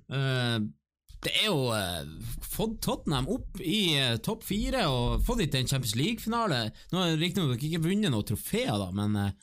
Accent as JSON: {"language": "Norwegian", "town": "Bodø", "region": "Nordland", "country": "Norway", "said": "Vi er jo fra Bodø"}